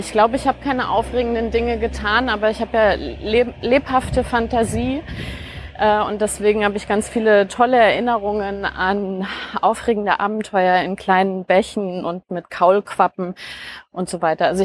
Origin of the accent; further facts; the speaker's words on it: Bavaria, Germany; also born or lived in Cologne; Also wir sind äh, relativ bald dann nach äh, in die Nähe von Nürnberg gezogen. Und da bin ich im Wesentlichen aufgewachsen.